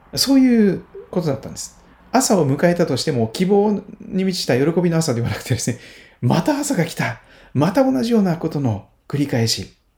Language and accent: Japanese; Kochi, Japan; 四国の高知県、高知市で生まれ育って